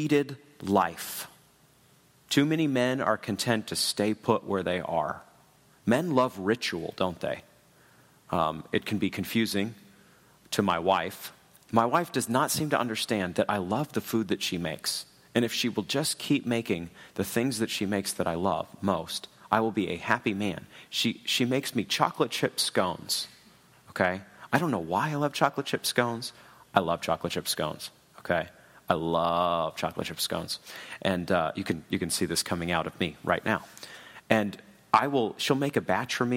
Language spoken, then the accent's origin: English; New England, United States; moved away as an adult; also born or lived in Washington, D.C. / Chicago / Louisville, Kentucky; now in Kansas City, United States; I grew up in New England.